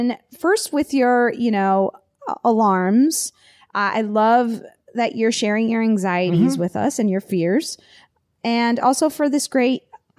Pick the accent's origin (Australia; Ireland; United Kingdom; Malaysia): Australia; Tasmania; my home state of Tasmania, Australia, the 1975 Tasman Bridge collapse. I live in Hobart, the capital city of Tasmania